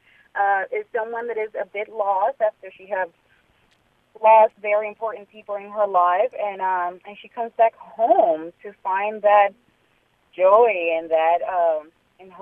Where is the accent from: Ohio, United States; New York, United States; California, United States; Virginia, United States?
New York, United States; New York City; also born or lived in Harlem; I grew up in Washington Heights